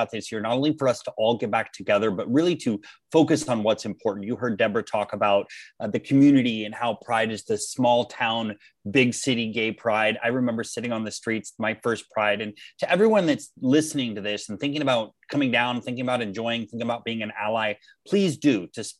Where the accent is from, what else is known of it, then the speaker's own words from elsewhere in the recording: Portland, United States; I grew up in the Portland area